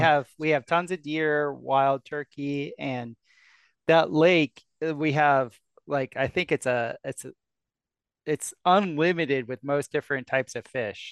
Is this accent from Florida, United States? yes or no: yes; South Florida, United States; moved away; I come from South Florida